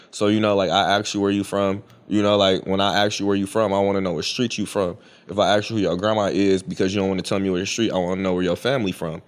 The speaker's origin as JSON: {"language": "English", "country": "United States", "said": "I'm an American Indian."}